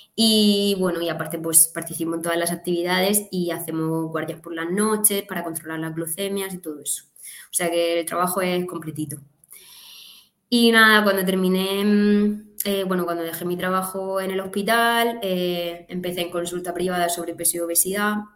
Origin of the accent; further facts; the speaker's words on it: Catral, Valencian Community, Spain; now in Murcia, Spain; me nací, me crié en un pueblo muy pequeñito del sur de la provincia de Alicante, Catral se llama